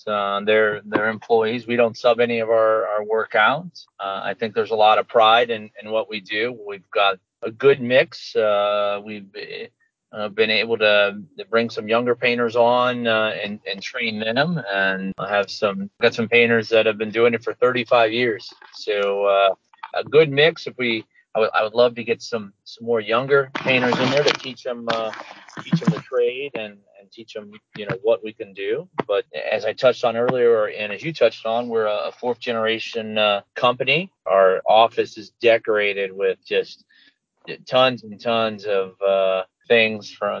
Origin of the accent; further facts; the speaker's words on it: St. Louis, Missouri, United States; we're from St. Louis